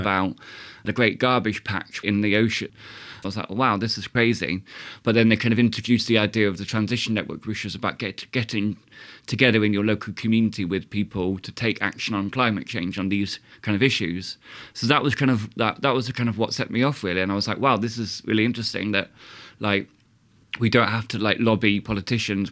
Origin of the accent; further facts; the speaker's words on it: Southampton, South East England, United Kingdom; now in Sheffield, United Kingdom; I'm from Southampton